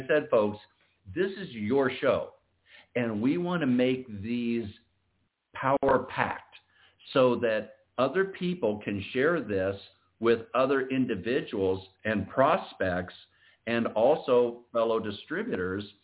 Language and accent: English; Iowa, United States; we're both originally from Iowa